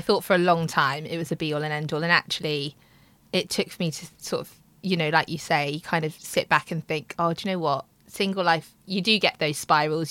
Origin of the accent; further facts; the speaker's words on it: Midlands, United Kingdom; moved away as an adult; now in London, United Kingdom; I am 31 and I'm from the Midlands. Been living in London for about six years